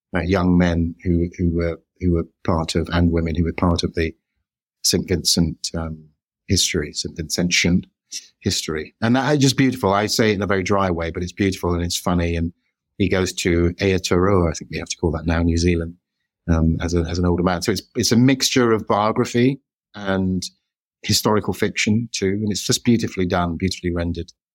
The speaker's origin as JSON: {"language": "English", "country": "United Kingdom", "said": "we're British"}